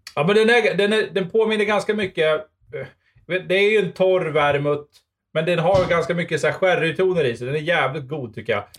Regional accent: Sweden; som svensk

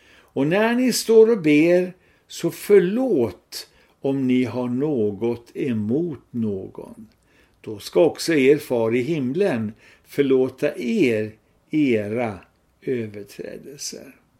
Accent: Sweden; vi svenskar

